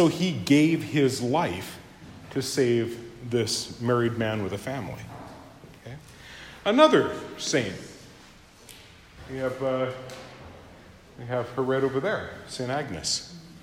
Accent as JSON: {"language": "English", "country": "Japan", "said": "my home country of Japan"}